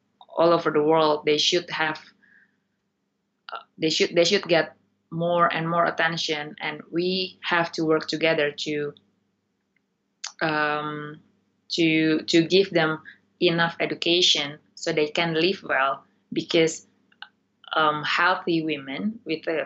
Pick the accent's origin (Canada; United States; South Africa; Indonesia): Indonesia; moved away as an adult; now in United Kingdom; my home country, Indonesia